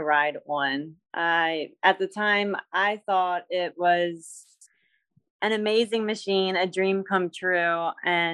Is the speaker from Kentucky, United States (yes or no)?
no; Baltimore, Maryland, United States; also born or lived in central Pennsylvania; now in Pennsylvania, United States; I was born and raised in Baltimore